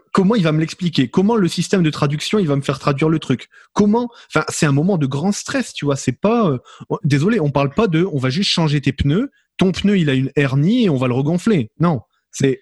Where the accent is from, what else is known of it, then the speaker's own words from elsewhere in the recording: France; moved away as an adult; now in Canada; moi en tant que Français de France débarqué dans une dans une province anglophone